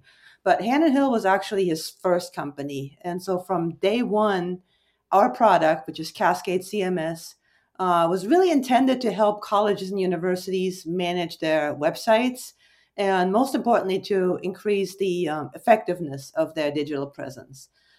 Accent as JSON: {"language": "English", "country": "Germany", "tie": "born or raised there", "second_language": "English", "said": "And I'm originally, fun fact, born and raised in Germany."}